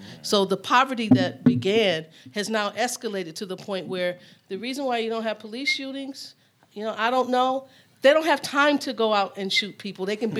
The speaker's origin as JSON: {"language": "English", "town": "Flint", "region": "Michigan", "country": "United States", "said": "So I'm from Flint, Michigan. So it's very personal to me."}